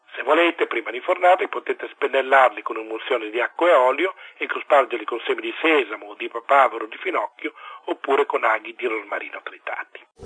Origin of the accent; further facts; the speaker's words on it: Italy; also born or lived in Lombardy / Piedmont; io sono lombardo piemontese